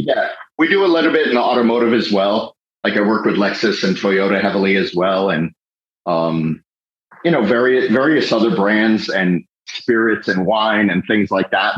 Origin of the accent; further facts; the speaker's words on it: Fort Lauderdale, Florida, United States; I grew up in Fort Lauderdale, and my father was a Fort Lauderdale police officer for 11 years